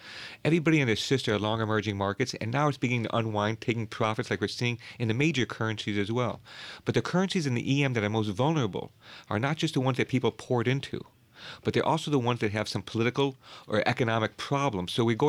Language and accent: English; Chicago, Illinois, United States; I grew up in Chicago, and United Airlines has had several problems over the years.